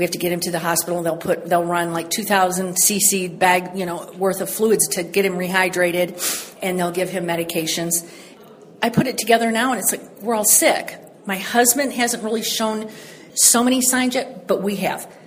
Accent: St. Ann, Missouri, United States; Where I grew up in St. Anne was where Coldwater Creek can end

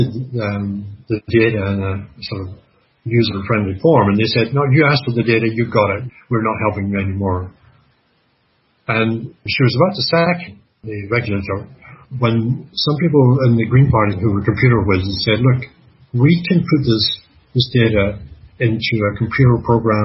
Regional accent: Canada; I'm Canadian

